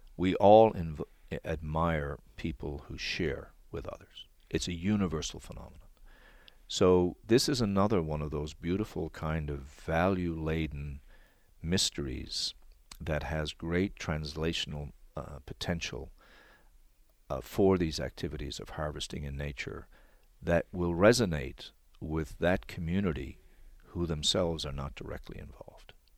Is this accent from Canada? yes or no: yes; Newfoundland and Labrador, Canada; I come from Newfoundland